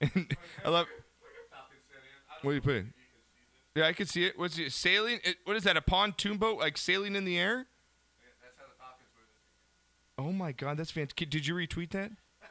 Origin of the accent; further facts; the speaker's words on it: United States; I'm an American.